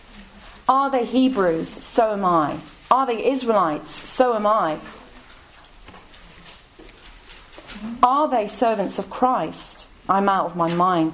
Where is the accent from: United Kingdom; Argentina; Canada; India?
United Kingdom; Coventry, West Midlands; now in London, United Kingdom; I'm from Coventry. Some of you may know where that is, in the Midlands. My parents are Irish.